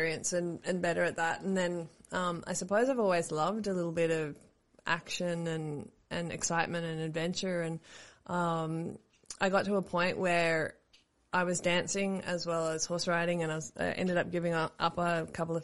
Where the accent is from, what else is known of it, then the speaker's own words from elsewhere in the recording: Australia; my heritage is Estonian. I was born here, so I'm pretty Aussie